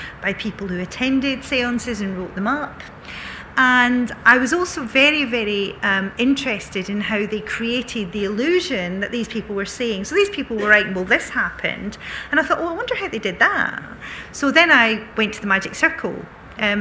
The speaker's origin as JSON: {"language": "English", "town": "Bellshill", "region": "Scotland", "country": "United Kingdom", "tie": "born or raised there", "said": "when I was growing up in Belt Sill, there were a girl I went to school"}